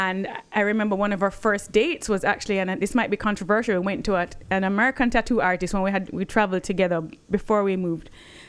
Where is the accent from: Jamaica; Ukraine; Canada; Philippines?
Jamaica; moved away as an adult; also born or lived in United States; I remember feeling I was different when I grew up in Jamaica.